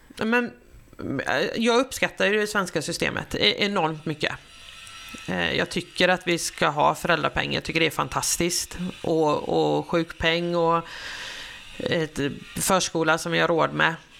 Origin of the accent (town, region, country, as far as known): Sweden; also born or lived in Australia